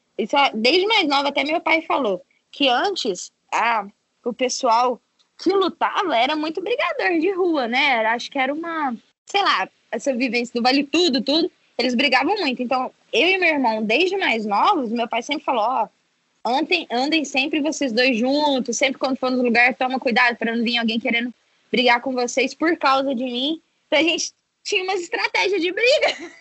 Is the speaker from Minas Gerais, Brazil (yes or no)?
yes; Varginha, Minas Gerais, Brazil; Sou mineira, estamos tudo em casa, tô aqui na Flórida.